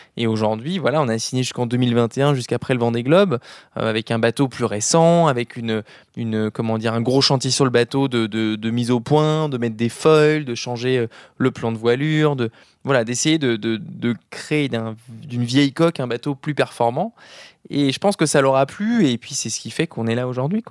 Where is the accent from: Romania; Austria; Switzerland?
Switzerland; now in Brittany, France; je suis suisse, Juste je pourrais pas revivre ici